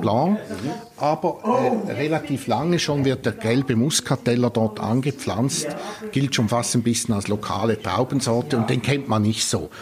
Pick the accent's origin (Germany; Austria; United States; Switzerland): Switzerland; bei uns in der Schweiz